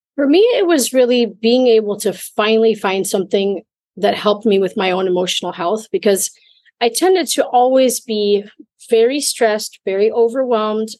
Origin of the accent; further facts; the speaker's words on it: Minnesota, United States; moved away; also born or lived in Mexico / Italy / Germany / China; I'm originally from Minnesota in the United States